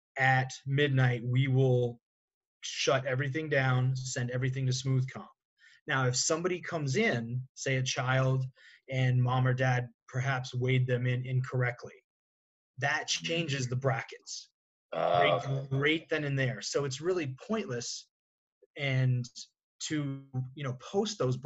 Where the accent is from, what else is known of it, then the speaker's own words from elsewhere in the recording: New Hampshire, United States; moved away; I'm from New Hampshire originally